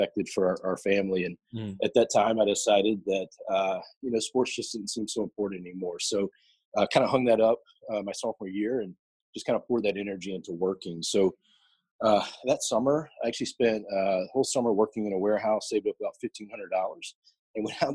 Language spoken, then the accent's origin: English; Louisiana, United States; also born or lived in the South; I grew up mostly in the South, mostly Louisiana specifically